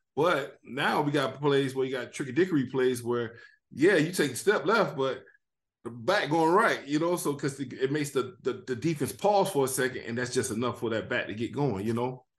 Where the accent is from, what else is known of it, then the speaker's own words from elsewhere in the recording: Miami, Florida, United States; I was from Miami